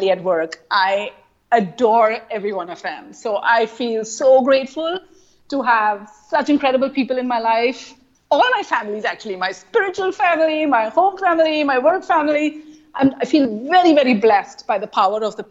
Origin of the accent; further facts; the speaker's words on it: India; accent: Indian; moved away; my Indian accent